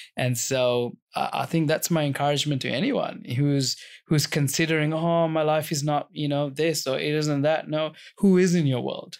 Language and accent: English; Sri Lanka; we had a lot of fruit trees growing up in Sri Lanka